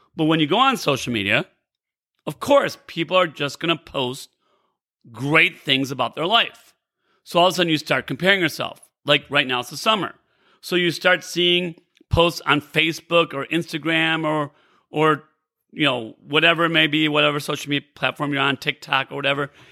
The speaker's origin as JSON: {"language": "English", "town": "Rockford", "region": "Illinois", "country": "United States", "tie": "born or raised there", "also_born_or_lived": "Naperville, Illinois", "said": "I grew up in Rockford, Illinois. Uh, I live in Naperville now, and I grew up in Rockford, Illinois, about an hour and a half away"}